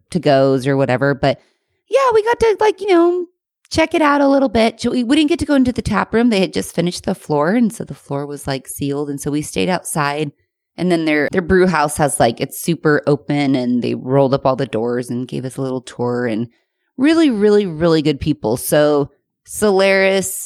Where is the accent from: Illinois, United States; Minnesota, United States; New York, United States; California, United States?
California, United States; Temecula; I'm from Temecula